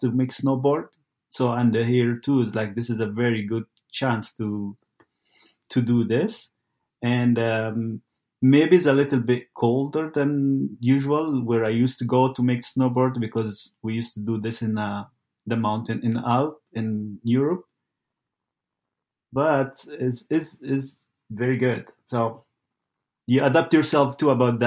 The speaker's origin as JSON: {"language": "English", "country": "Egypt", "also_born_or_lived": "Italy", "moved": "as an adult", "lives_now": "Saskatoon, Canada", "said": "I'm originally from Egypt"}